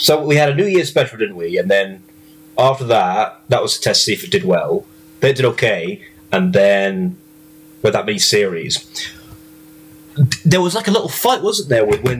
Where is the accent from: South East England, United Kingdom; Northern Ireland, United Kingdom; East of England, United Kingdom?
East of England, United Kingdom; Norwich; moved away; my hometown, all at Norwich, England. That's where I was born.